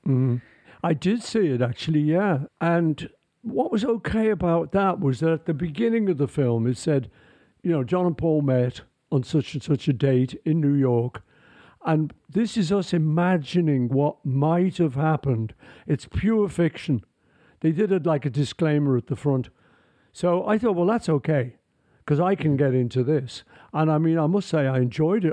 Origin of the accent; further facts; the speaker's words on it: Liverpool, North West England, United Kingdom; I'm from Liverpool